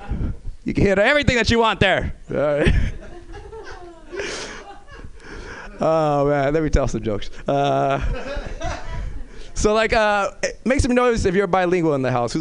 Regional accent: Los Angeles, California, United States; I'm originally from South Central

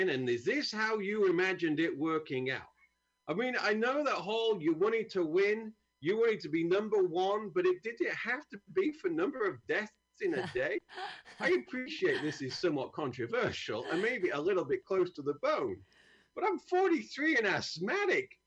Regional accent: United Kingdom; moved away; I'm from a great country.

